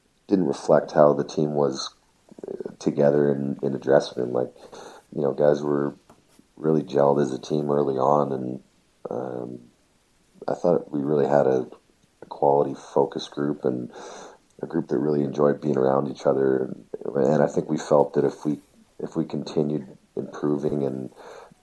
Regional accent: Canada; being a Canadian hockey player, getting that opportunity to put the Maple Leaf jersey on

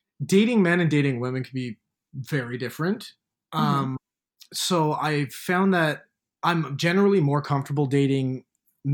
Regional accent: Hamilton, Ontario, Canada; now in Toronto, Canada; when I was back in Hamilton, my hometown, I hated it

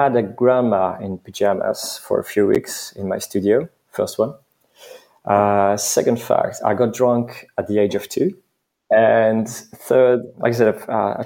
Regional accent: eastern France, France; moved away as an adult; now in Paris, France; I was born and raised in France, but I'm not 100% French

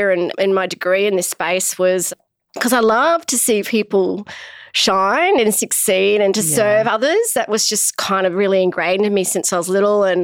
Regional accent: Australia; also born or lived in Shanghai, China; I grew up in Australia

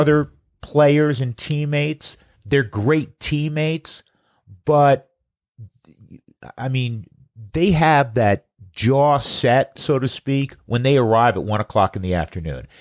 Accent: the East, East Coast, United States; now in Colorado, United States; I grew up in the East.

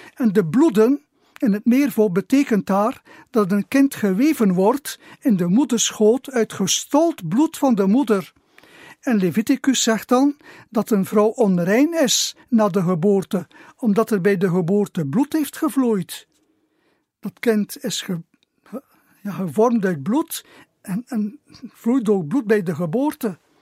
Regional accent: Zerkegem, Flanders, Belgium; also born or lived in Gistel; now in Kortemark, Belgium; ben ik geboren in Zerkenhem. Ik heb daar tien jaar gewoond

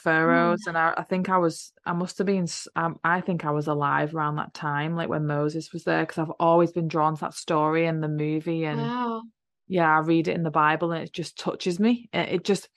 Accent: England, United Kingdom; I grew up in England

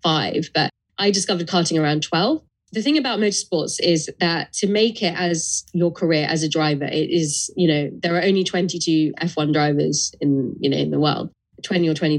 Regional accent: London, United Kingdom; tough environments growing up in London

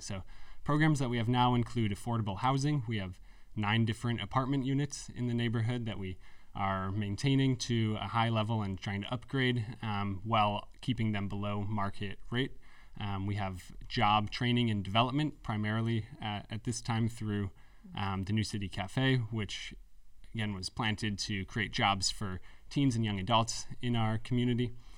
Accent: Canandaigua, New York, United States; also born or lived in Philadelphia; I grew up in Canandaigua, New York

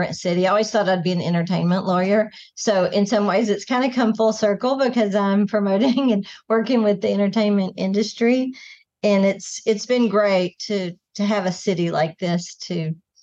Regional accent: Kentucky, United States; moved away as an adult; also born or lived in Gatlinburg, Tennessee; now in Nashville, United States; I'm from Kentucky originally, but not too far from here.

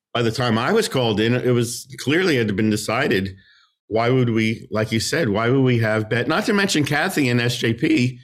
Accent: New Jersey, United States; that's my home state. So maybe they sensed, you know, hometown boy

